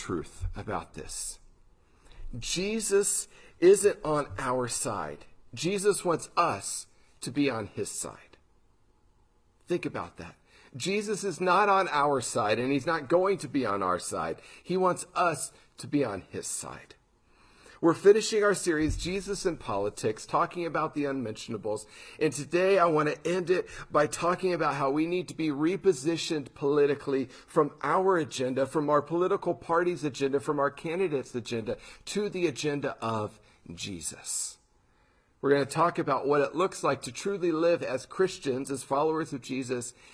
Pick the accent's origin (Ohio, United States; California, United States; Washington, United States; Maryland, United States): Ohio, United States; just north of Columbus; moved away; also born or lived in Pittsburgh; I grew up in Ohio, just north of Columbus